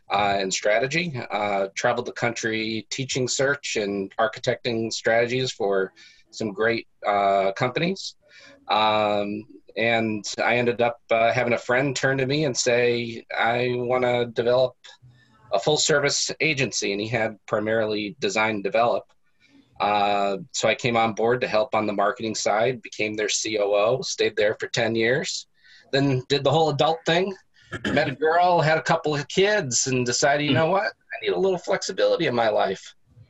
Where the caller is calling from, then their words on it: Boston, Massachusetts, United States; Boston, Massachusetts.